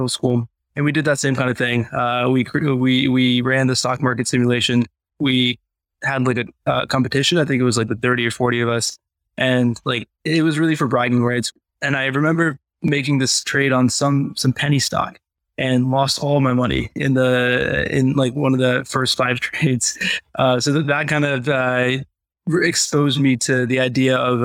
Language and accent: English; Richmond, Virginia, United States; also born or lived in Chicago / Vermont / Boston / New Hampshire; and then Virginia by the time I turned 5